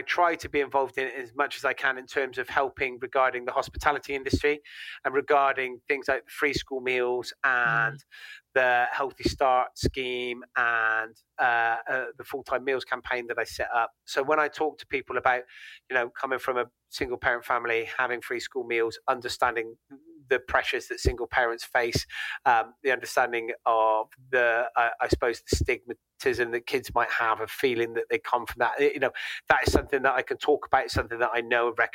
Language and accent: English; Gloucester, South West England, United Kingdom; I'm from Gloucester